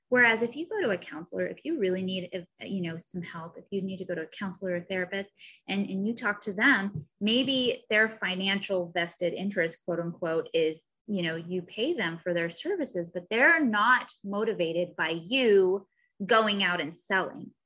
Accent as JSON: {"language": "English", "region": "Missouri", "country": "United States", "moved": "yes", "lives_now": "Southern California, United States", "said": "I'm also from Missouri originally."}